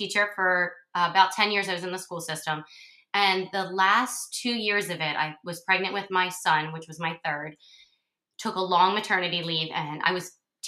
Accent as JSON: {"language": "English", "town": "Cape May", "region": "New Jersey", "country": "United States", "said": "I'm from Cape May, New Jersey, so we're kind of a unique spot. I have a little bit of land here"}